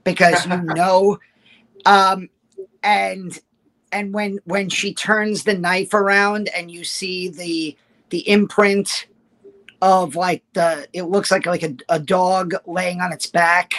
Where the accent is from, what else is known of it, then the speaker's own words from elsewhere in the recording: New York, United States; accent: New York; New York accent English